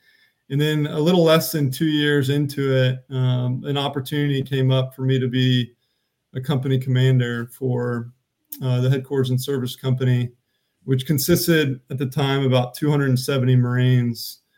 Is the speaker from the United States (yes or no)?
yes; Charlotte, North Carolina, United States; moved away as an adult; So I grew up in Charlotte, North Carolina, and I'm actually the youngest of four kids.